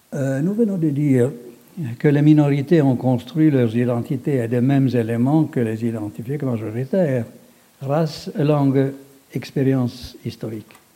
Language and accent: French; Finland; chez nous dans le Grand-Duché de Finlande